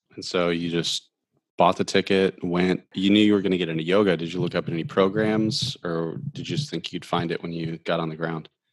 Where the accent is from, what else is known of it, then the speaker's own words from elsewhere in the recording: Ohio, United States; moved away; also born or lived in Alaska / Florida; I grew up in Ohio